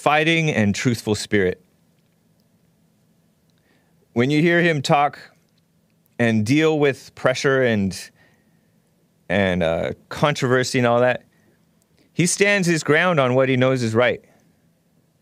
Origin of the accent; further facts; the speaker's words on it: United States; I'm American